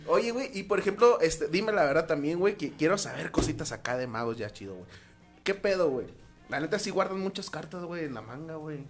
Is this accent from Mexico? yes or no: yes; Los Mochis, Sinaloa, Mexico